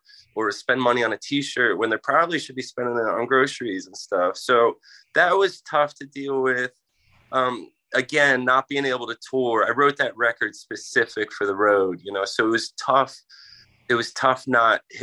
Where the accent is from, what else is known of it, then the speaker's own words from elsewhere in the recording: Philadelphia, Pennsylvania, United States; I grew up in Philly